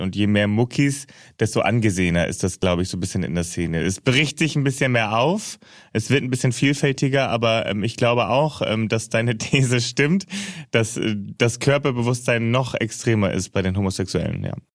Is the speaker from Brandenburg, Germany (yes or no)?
no; Hamburg, Germany; wer das Airbuswerk kennt in Finkenwerder in Hamburg, äh, da bin ich groß geworden